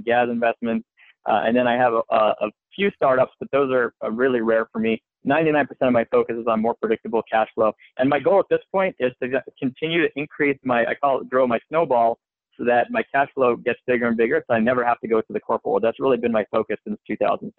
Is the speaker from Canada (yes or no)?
yes; Montreal, Quebec, Canada; moved away as an adult; also born or lived in Philadelphia; now in United States; I'm originally from Montreal, Canada